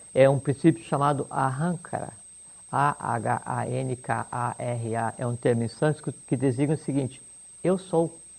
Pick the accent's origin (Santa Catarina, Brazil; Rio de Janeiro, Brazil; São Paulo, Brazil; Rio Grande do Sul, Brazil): Santa Catarina, Brazil; Joaçaba; escolhi nascer lá em Joçaba